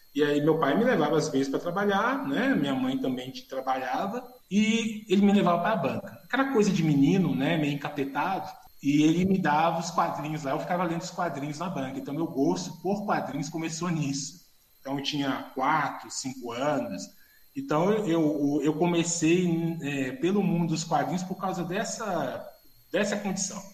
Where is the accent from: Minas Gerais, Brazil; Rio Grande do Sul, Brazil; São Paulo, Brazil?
Minas Gerais, Brazil; Belo Horizonte; eu sou de uma família muito humilde de Belo Horizonte